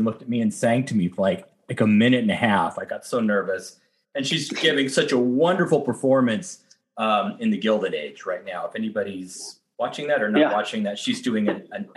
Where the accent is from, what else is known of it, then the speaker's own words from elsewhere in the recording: Southern California, United States; also born or lived in Downey, California / San Fernando Valley, California; I was born in Southern California. I lived in Downey, California.